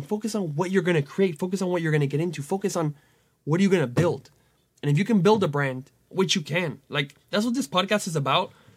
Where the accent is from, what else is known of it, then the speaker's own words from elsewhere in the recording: Venezuela; moved away; my home country where I was born, Venezuela